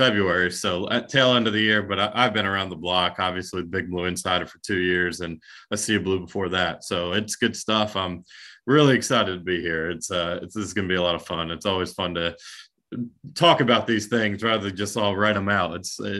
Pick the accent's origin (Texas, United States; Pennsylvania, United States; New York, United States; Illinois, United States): New York, United States; No, I'm a New Yorker. I mean, that's where I grew up. So Kentucky's been my adapted home.